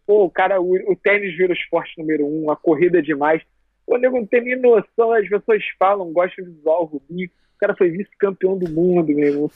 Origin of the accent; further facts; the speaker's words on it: Rio de Janeiro, Brazil; eu aqui sou, do Rio, torço pro Flamengo